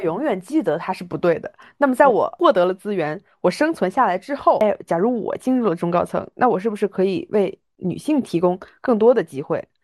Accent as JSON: {"language": "Chinese", "region": "Hunan", "country": "China", "said": "本人就是湖南人"}